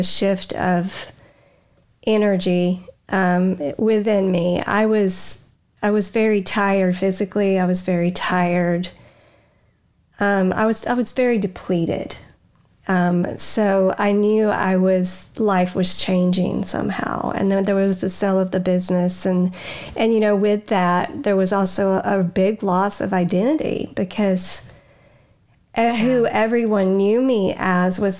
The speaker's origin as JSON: {"language": "English", "town": "Huntsville", "region": "Alabama", "country": "United States", "moved": "as an adult", "lives_now": "North Carolina, United States", "said": "We're going back to Huntsville, Alabama."}